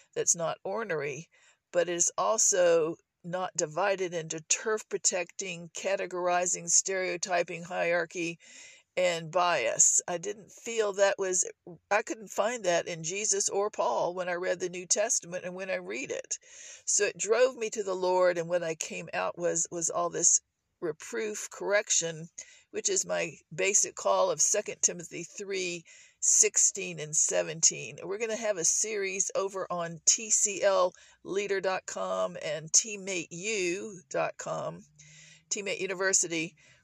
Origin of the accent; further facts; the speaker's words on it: Virginia, United States; now in Dallas-Fort Worth, United States; I grew up in Virginia